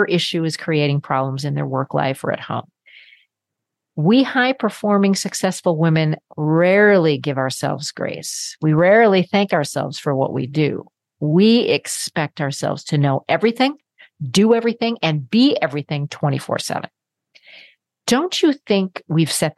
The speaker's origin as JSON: {"language": "English", "region": "Minnesota", "country": "United States", "said": "I come from Minnesota, land of Norwegians and Swedes"}